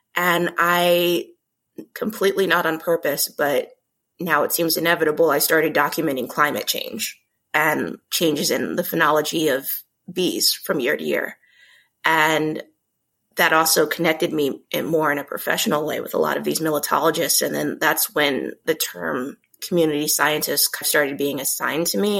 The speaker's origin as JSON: {"language": "English", "town": "Omaha", "region": "Nebraska", "country": "United States", "tie": "born or raised there", "said": "I'm from Omaha, Nebraska, originally born and raised"}